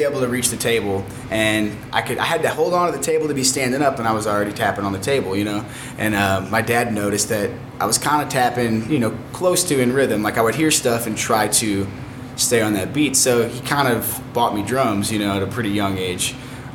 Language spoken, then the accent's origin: English; St. Louis, Missouri, United States; also born or lived in Granite City, Illinois / Jefferson County, Missouri / California; I was actually born right here at Barnes before it was Barnes Jewish, back in 94